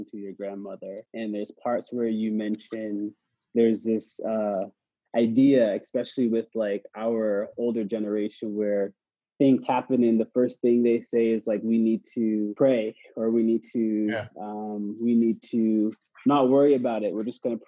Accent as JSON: {"language": "English", "region": "Nova Scotia", "country": "Canada", "tie": "born or raised there", "said": "me from Canada, growing up in Nova Scotia"}